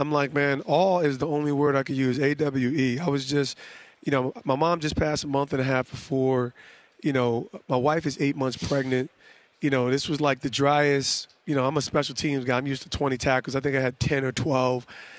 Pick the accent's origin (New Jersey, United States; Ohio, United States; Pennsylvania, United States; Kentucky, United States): New Jersey, United States; East Orange; I'm a kid from Jersey, from East Orange, Essex County, Montclair, New Jersey. I have no business here.